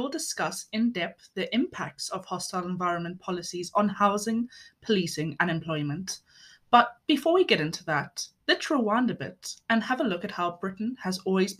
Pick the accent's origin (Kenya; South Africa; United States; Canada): South Africa; moved away as an adult; now in United Kingdom; my pronouns are she, her. I'm South African Italian, born and raised in South Africa, but I've been living in the UK for nearly 8 years now on an Italian passport. I have settled status.